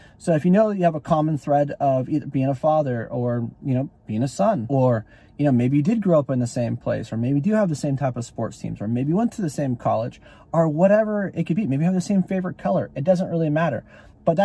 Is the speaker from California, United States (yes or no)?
yes; California, United States; now in Texas, United States; Especially for me, I'm a Californian who's now been selling, last 2 years, you guys have been following me in Georgia, and now I work in Texas, right?